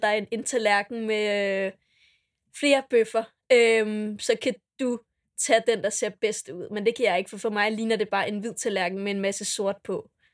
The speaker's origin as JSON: {"language": "Danish", "town": "Dragør", "region": "Capital Region of Denmark", "country": "Denmark", "said": "kommer jeg fra Dragør"}